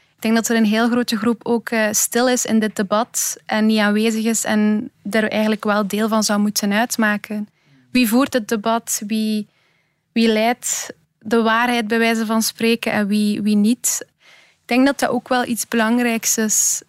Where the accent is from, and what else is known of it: Belgium; born or raised there